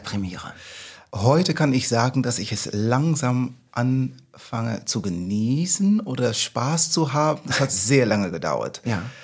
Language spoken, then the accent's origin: German; Netherlands; German is a second language; moved away as an adult; now in Hamburg, Germany; Holländer, ich bin in Holland aufgewachsen, wie man hört